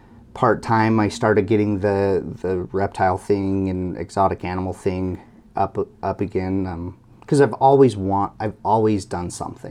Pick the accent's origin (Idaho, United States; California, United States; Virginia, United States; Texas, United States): Idaho, United States; So I grew up in Snake River.